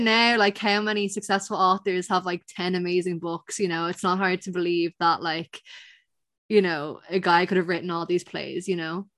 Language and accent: English; Ireland; I'm Irish